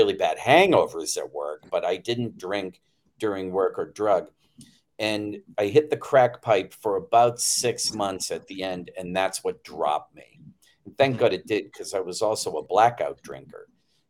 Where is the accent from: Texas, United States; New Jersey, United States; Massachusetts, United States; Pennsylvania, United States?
Massachusetts, United States; Attleboro; the neighborhood I grew up in Attleboro, Massachusetts at the time